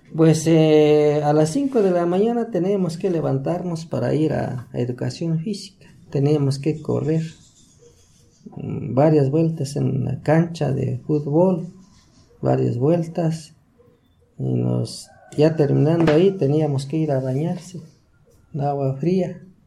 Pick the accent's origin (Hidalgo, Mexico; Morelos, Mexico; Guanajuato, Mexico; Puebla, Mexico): Hidalgo, Mexico; Chalmita; Soy, de Chalmita